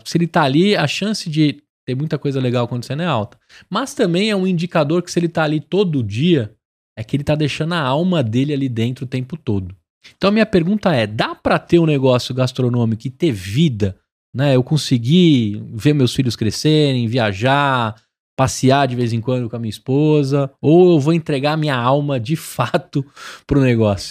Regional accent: São Paulo, Brazil; Sou de São Paulo, natural

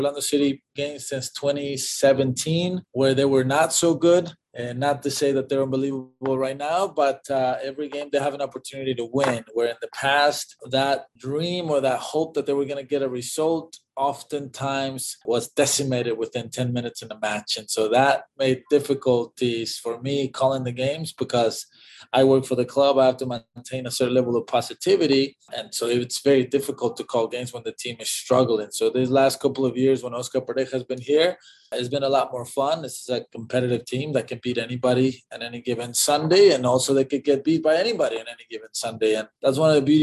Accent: Mexico; moved away; also born or lived in Texas; I was born in Mexico

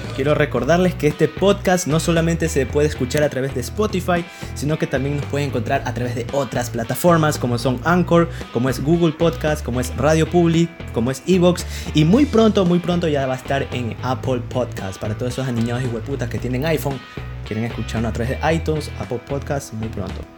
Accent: Milagro, Guayas, Ecuador; acá en mi tierra, en Milagro

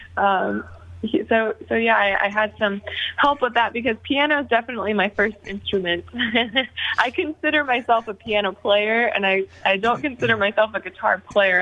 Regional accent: Nashville, Tennessee, United States; growing up in Nashville, it was just always kind of surrounded by music

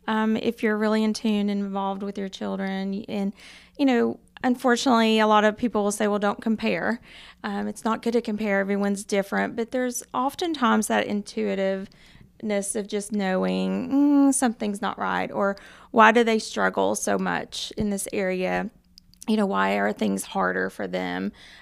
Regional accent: Knoxville, Tennessee, United States; I am, yes, from North Knoxville.

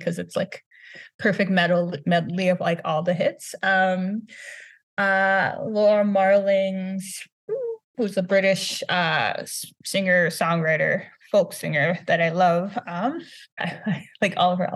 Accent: Brooklyn Park, Minnesota, United States; also born or lived in New York; I grew up in Minnesota, originally from Brooklyn Park, now living in Minneapolis

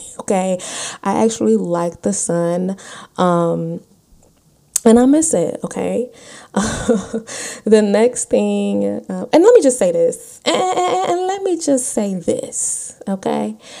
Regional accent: North Carolina, United States; moved away as an adult; I moved away from North Carolina. I was. Lord, I was 27 in 2016

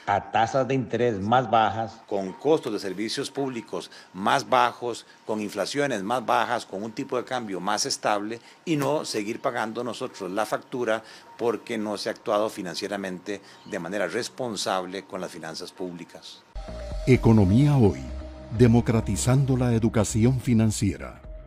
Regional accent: Costa Rica; como costarricenses

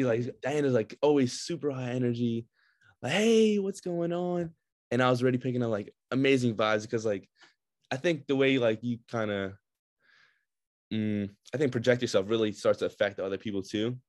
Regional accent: Brooklyn, New York, United States; also born or lived in Russia; now in Binghamton, United States; I also grew up in, mostly in Brooklyn

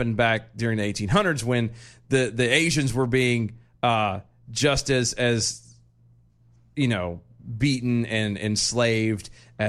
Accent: United States; we're American

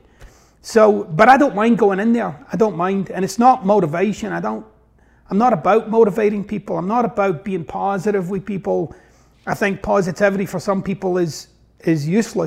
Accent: Glasgow, Scotland, United Kingdom; moved away as an adult; now in United States; I got this wonky accent, so I'm originally from Glasgow, Scotland, and actually from the east end of Glasgow

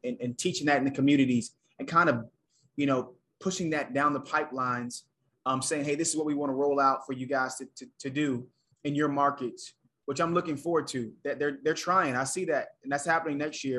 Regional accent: Atlanta, Georgia, United States; moved away; also born or lived in South Carolina; I was born in Atlanta, had both my parents, went to college, right? Grew up in the suburbs

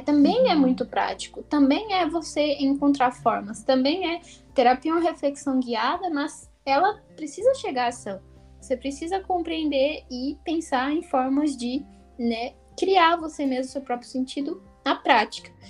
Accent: Brazil; moved away as an adult; also born or lived in United States; now in France; nunca tinha saído do Brasil. Primeira vez que eu saí foi com 21, 20 anos

